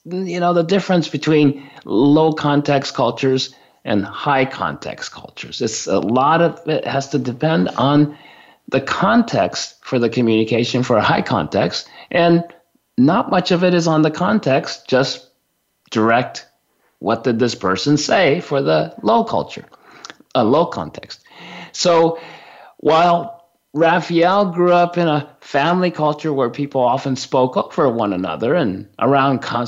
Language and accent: English; Japan; I was born and raised in Japan in a small family of four of us.